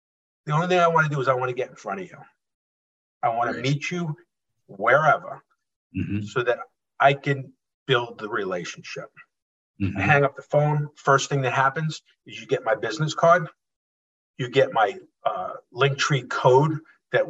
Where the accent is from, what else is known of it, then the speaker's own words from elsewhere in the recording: Holbrook, New York, United States; born and raised in Holbrook, Suffolk County.